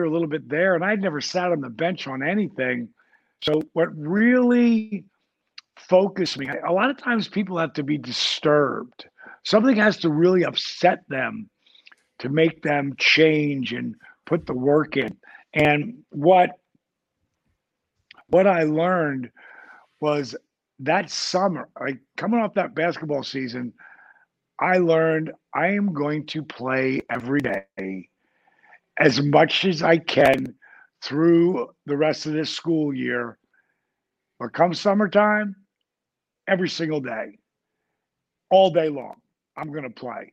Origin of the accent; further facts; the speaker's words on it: New Jersey, United States; I grew up in Jersey.